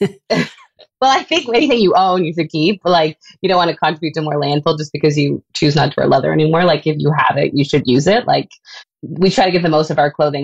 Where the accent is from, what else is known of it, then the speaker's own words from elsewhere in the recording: Canada; being a Canadian designer